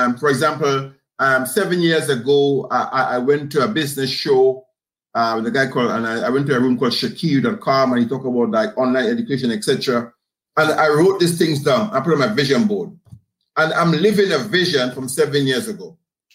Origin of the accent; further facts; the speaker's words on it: Grenada; growing up in the Caribbean, we had a community extended spirit